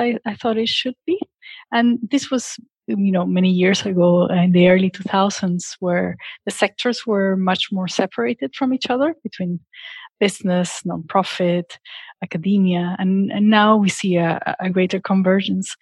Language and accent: English; Lima, Peru; moved away as an adult; also born or lived in Washington, D.C.; I am originally from Lima, Peru. And growing up in a country with so much poverty and inequality